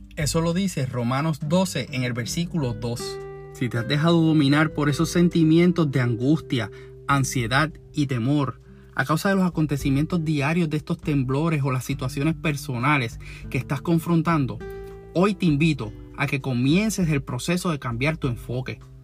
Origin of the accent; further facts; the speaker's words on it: Puerto Rico; todos como puertorriqueños